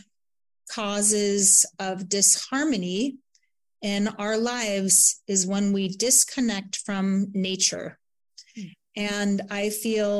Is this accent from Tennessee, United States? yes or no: no; Santa Barbara, California, United States; Santa Barbara is my hometown, Montecito, actually